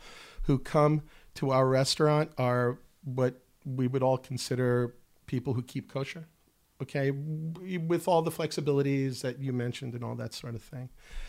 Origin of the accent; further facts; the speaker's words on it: United States; now in Israel; I'm from the States